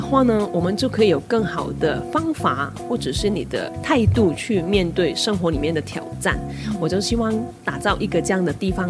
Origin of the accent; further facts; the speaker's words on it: Hong Kong; moved away as an adult; now in Taiwan; 那我不是台湾人，我是香港人，那我来台湾大概有九年、十年的时间